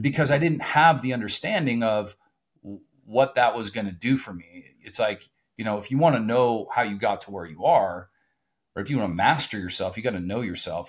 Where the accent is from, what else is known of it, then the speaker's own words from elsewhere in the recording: Southern California, United States; I grew up in Southern California